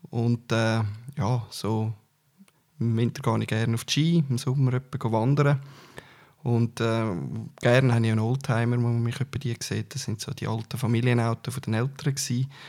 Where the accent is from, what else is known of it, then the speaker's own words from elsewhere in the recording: Altdorf, Uri, Switzerland; Ich bin äh, in Altdorf da geboren und aufgewachsen.